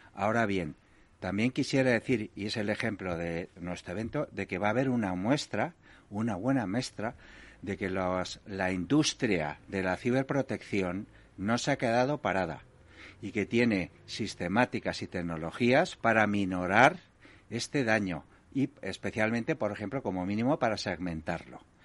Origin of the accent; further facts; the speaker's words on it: Galicia, Spain; yo soy gallego